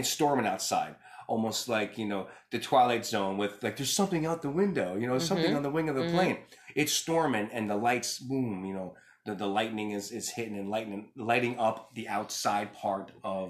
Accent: Bronx, New York, United States; growing up in the Bronx, you had bars on your windows.

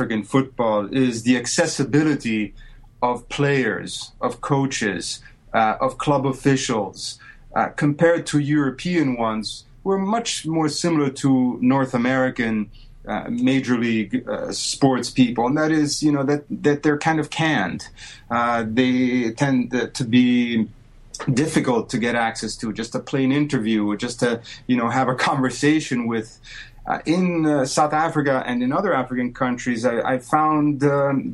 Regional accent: Rome, Lazio, Italy; moved away as an adult; now in United States; born and grew up in Rome, Italy

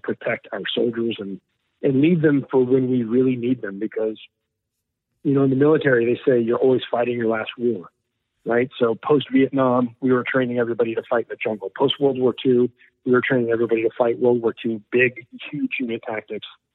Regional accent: Houston, Texas, United States; We grew up together in Houston

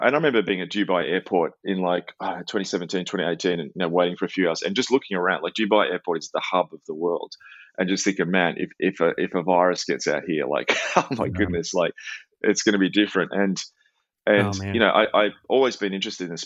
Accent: Melbourne, Victoria, Australia; my hometown of Melbourne

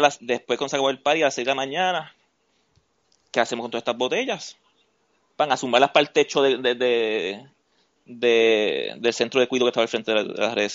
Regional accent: Utuado, Puerto Rico; also born or lived in San Juan; yo me crié en Utuado

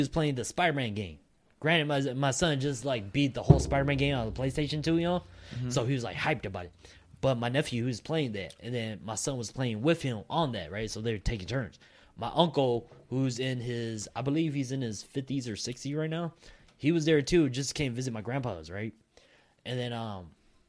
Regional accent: United States; I grew up in America. I don't speak Hmong like that.

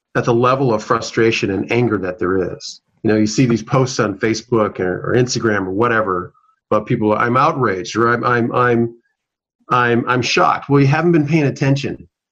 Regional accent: Minneapolis, Minnesota, United States; I'm a South Minneapolis native. I was born and raised in South Minneapolis.

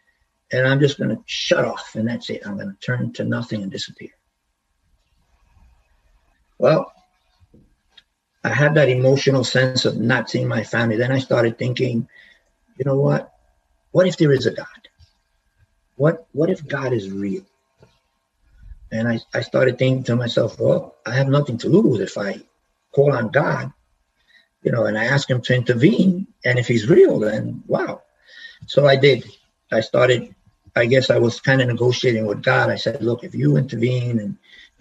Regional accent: New York City, New York, United States; moved away; I grew up in the Bronx

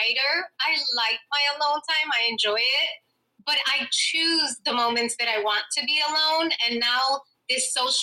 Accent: New York City, New York, United States; Manhattan, born and raised.

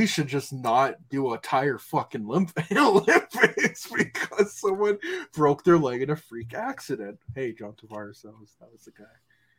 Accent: Canada; I'm a Canadian

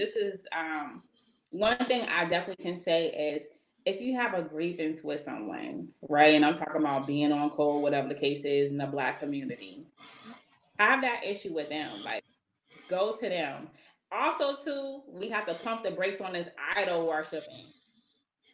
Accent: Boston, Massachusetts, United States; I'm not from Roxbury, I'm from Mattapan

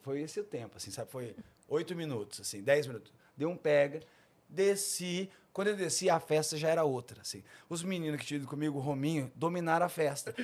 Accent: Esteio, Rio Grande do Sul, Brazil; moved away as an adult; now in São Paulo, Brazil; Eu nasci em Esteio, perto de Porto Alegre, no Rio Grande do Sul.

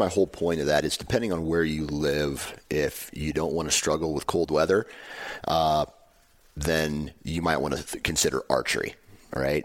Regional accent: Midwest, United States; I'm from the Midwest

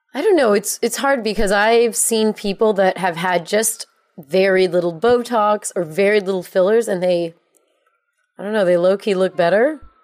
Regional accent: United States; I'm American

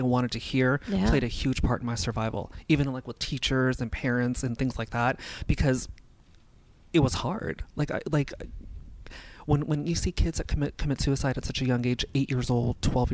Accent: Los Angeles, California, United States; also born or lived in Simi Valley, California; I was born and raised in North Hollywood

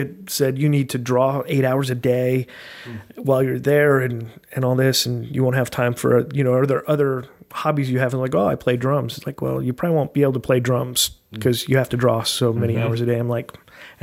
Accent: Brea, California, United States; also born or lived in Anaheim, California; I was born in Anaheim and grew up in Brea, California

